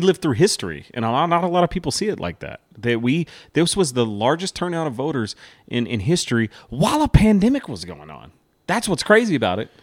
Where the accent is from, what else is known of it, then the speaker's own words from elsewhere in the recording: United States; As an American